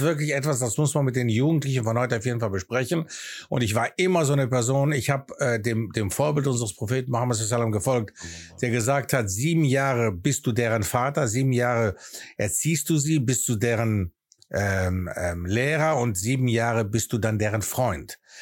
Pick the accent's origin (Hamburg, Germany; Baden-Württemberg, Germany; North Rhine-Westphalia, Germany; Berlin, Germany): North Rhine-Westphalia, Germany; Aachen; accent: Greek; first language Greek; German is a second language; moved away as an adult; also born or lived in Athens, Greece; now in England; in der Stadt Aachen, wo ich aufgewachsen bin